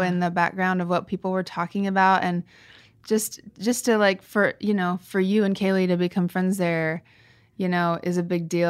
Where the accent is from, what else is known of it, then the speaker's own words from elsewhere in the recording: Kansas, United States; moved away; We go back to my hometown, and Kansas